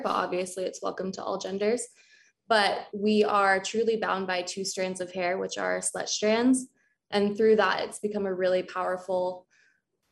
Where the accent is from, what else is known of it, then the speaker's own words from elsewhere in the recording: Crested Butte, Colorado, United States; I was born and raised in Crested Butte